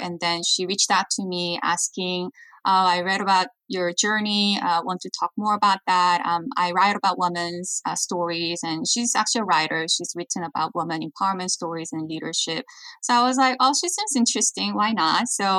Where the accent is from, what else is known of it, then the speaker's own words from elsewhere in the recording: South Korea; now in United States; And growing up in Korea, I watched like K-pop, Korean drama, Korean entertainment, and thought after I learned from the best practice in Hollywood, then I could revolutionize Korean entertainment business